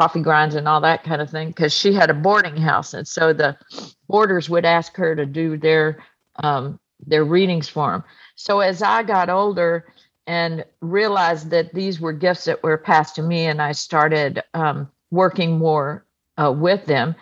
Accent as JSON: {"language": "English", "country": "United States", "tie": "born or raised there", "said": "I was born on the coast of Texas in Louisiana. My heritage is I'm Cajun and Lebanese"}